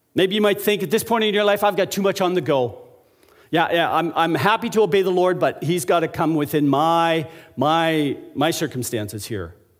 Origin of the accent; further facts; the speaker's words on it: Alberta, Canada; when I was a young child, growing up in Alberta